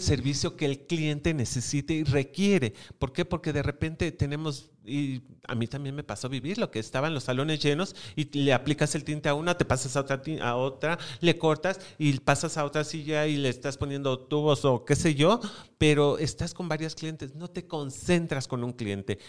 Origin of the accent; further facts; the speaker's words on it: Mexico; somos mexicanos